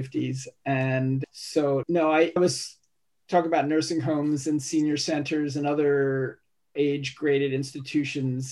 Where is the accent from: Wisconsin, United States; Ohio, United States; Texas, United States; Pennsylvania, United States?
Pennsylvania, United States; Philadelphia; my hometown, Philadelphia